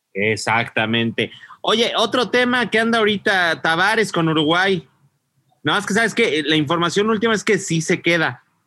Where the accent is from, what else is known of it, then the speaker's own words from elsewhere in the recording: Mexico; yo no soy de aquí ni soy de allá, soy de México, de la República